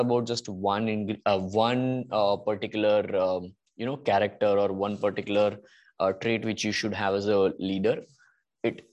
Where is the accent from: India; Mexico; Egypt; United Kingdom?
India; being Indian